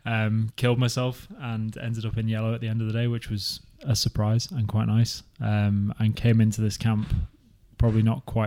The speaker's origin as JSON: {"language": "English", "town": "Liverpool", "region": "North West England", "country": "United Kingdom", "also_born_or_lived": "Wellington, New Zealand", "moved": "as an adult", "lives_now": "Christchurch, New Zealand", "said": "So I'm from Liverpool originally, back in the UK, and I've been out here in New Zealand for about 4 years now. So I was in Wellington, stuck with the Welly crew for the swim competitions a couple of days ago. I moved down to Christchurch recently"}